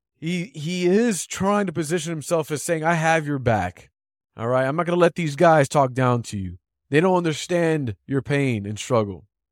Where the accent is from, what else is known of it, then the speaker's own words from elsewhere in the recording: Chicago, Illinois, United States; I'm a Chicagoan